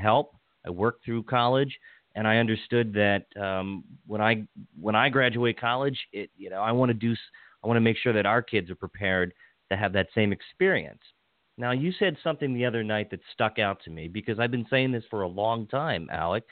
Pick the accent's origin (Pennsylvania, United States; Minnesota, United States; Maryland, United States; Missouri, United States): Maryland, United States; Washington County, Western; also born or lived in Montgomery County, Maryland; I grew up in Washington County, then I moved to Montgomery County.